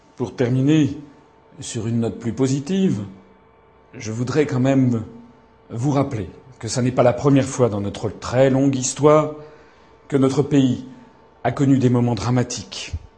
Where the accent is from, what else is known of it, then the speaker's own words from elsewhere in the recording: Paris, Île-de-France, France; je suis né à Paris